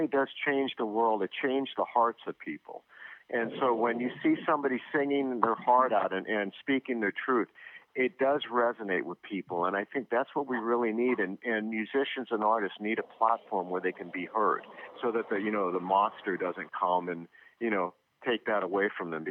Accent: Las Vegas, Nevada, United States; where we grew up in Vegas, the Copa Room at the Sands

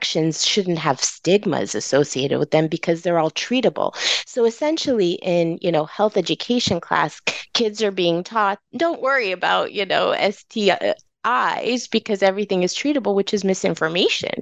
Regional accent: California, United States; California is my home. I don't know any other home outside

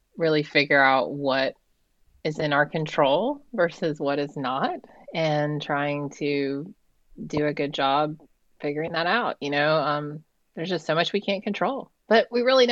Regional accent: Savannah, Georgia, United States; moved away as an adult; also born or lived in Atlanta, Georgia; now in Massachusetts, United States; I grew up in Savannah, Georgia, and spent my life outside of Atlanta

